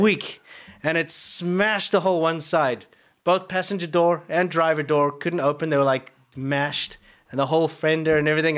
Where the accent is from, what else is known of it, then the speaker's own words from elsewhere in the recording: South Africa; now in United States; as a South African